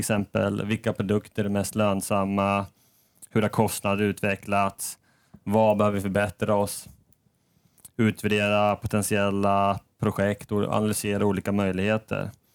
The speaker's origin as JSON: {"language": "Swedish", "town": "Norrköping", "region": "Östergötland", "country": "Sweden", "also_born_or_lived": "Stockholm", "moved": "as an adult", "lives_now": "Sundsvall, Sweden", "said": "Jag kommer ursprungligen från Norrköping"}